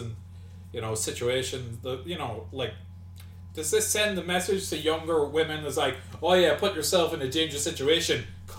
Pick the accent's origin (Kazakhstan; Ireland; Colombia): Ireland; Monaghan, Ulster; I grew up in Monaghan